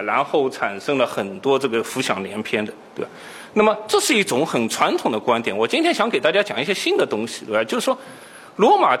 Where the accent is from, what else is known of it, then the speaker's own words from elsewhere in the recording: Shanghai, China; 我也是上海人，